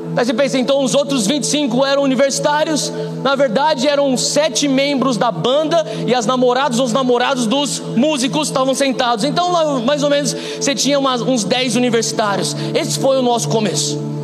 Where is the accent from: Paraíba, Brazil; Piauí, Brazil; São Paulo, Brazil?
São Paulo, Brazil; moved away as an adult; eu sou paulista